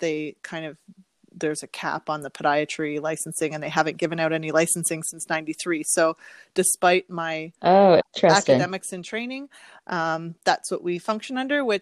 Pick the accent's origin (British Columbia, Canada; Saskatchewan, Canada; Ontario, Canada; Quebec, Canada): Ontario, Canada; Windsor; moved away as an adult; also born or lived in Chicago / Philadelphia / Maryland; I am originally from Windsor, which is where I'm now living and practicing.